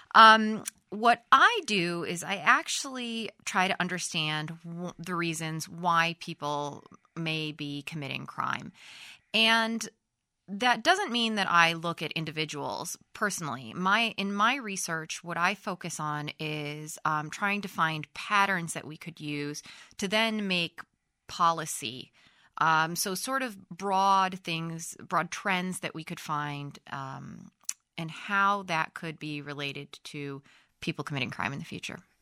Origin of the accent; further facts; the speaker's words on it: United States; moved away as an adult; also born or lived in Sweden; in Europe, I am an American